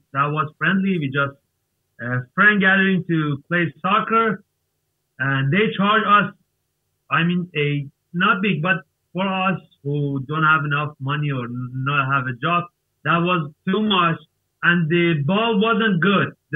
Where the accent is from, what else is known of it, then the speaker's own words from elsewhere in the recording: Iran; English is a second language; I am from Iran.